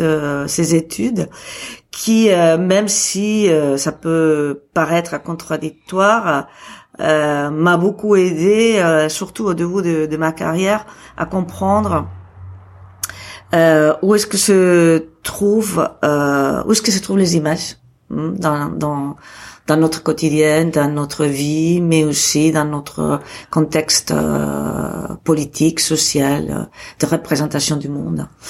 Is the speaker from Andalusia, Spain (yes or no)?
no; Barcelona, Catalonia, Spain; moved away as an adult; now in Arles, France; je suis née à Barcelone